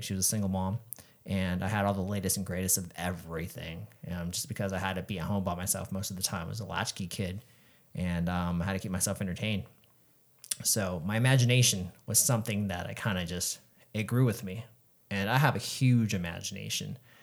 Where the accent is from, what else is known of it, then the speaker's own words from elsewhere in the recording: San Diego, California, United States; I grew up in San Diego